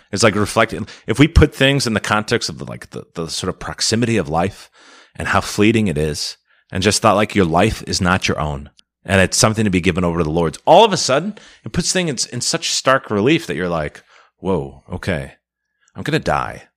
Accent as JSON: {"language": "English", "town": "Milwaukee", "region": "Wisconsin", "country": "United States", "tie": "born or raised there", "also_born_or_lived": "Minnesota / Chicago / Rome", "said": "born and raised in the Archdiocese of Milwaukee, and, uh, went to Jesuit High School here"}